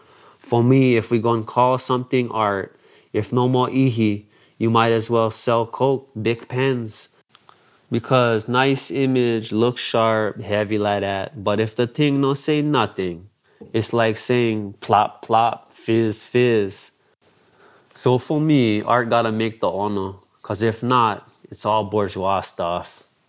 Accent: Hawaii, United States; That transformation is an expression of my condition as a Hawaiian in contemporary times

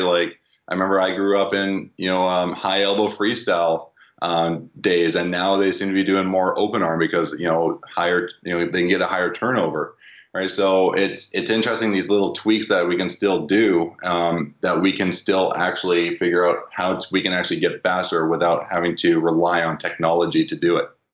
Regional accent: Vancouver, British Columbia, Canada; I'm from Vancouver

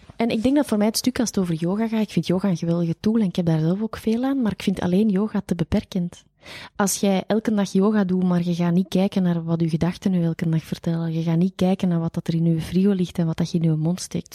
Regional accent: Flanders, Belgium; daar zijn wij Vlamingen heel bescheiden

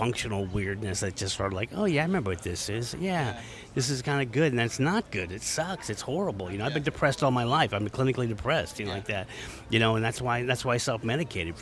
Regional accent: San Francisco, California, United States; I'm from San Francisco

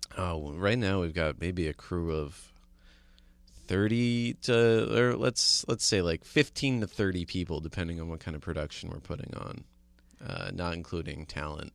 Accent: New Jersey, United States; I grew up in New Jersey

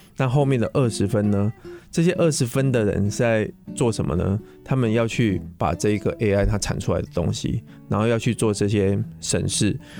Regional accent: Pingtung County, Taiwan; now in Taipei, Taiwan; 那个屏东，呃，就是我的故乡啦

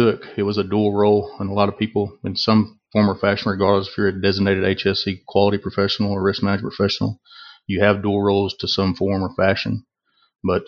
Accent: Northwest Texas, United States; I grew up in Northwest Texas, a small rural community.

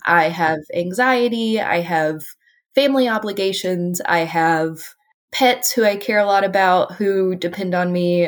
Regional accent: Appalachia, United States; I'm an Appalachian

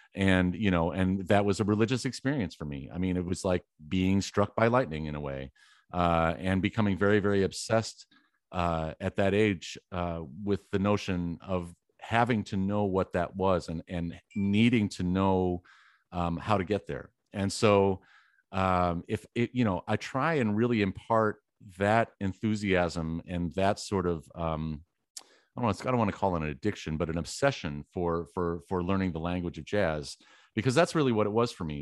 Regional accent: Wisconsin, United States; I was born in Wisconsin

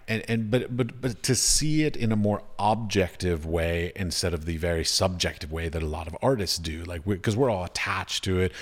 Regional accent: United States; moved away; also born or lived in United Arab Emirates; Growing up in America, being taught in America

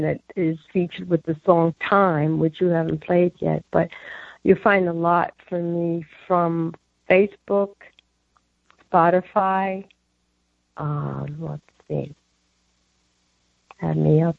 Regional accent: New York, United States; I come from New York

